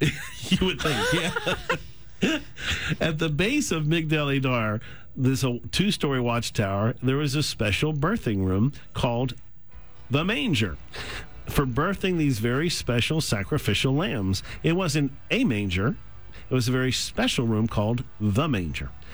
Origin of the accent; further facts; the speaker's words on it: the South, United States; as a Southerner